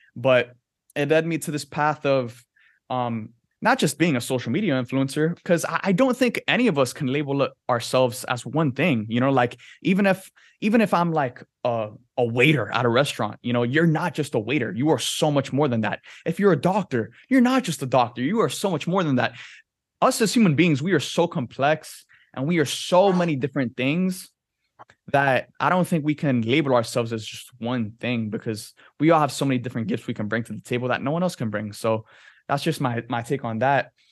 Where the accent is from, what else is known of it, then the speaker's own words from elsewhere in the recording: Miami, Florida, United States; growing up in Miami, like, the ocean is a huge part of your life